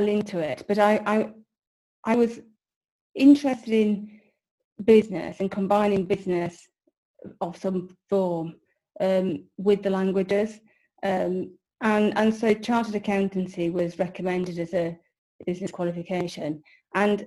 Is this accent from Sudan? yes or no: no; Yorkshire and the Humber, United Kingdom; moved away as an adult; also born or lived in Reading / Germany; So I grew up in West Yorkshire. I was educated at a grammar school in Halifax.